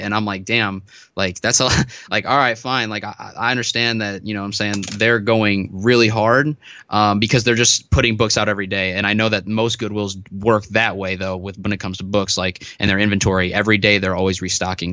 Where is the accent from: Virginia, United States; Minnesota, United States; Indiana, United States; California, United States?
Indiana, United States; Northwest; I'm from Northwest Indiana. So I'm, like, forty-five minutes away from Chicago